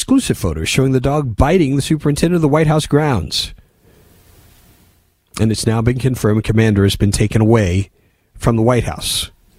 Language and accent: English; Indianapolis, Indiana, United States; when I was growing up in Indianapolis, there was this dog across the street I now know to be a chow.